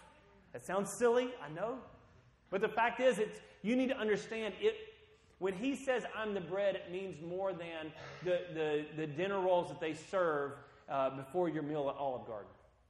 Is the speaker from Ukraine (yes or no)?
no; Guatemala; When I grew up and lived in Guatemala for part of my life, you know, they had corn tortillas with every meal.